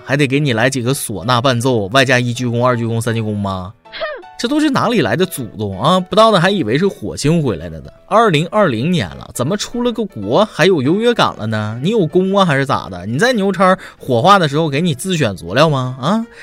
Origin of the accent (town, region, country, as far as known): China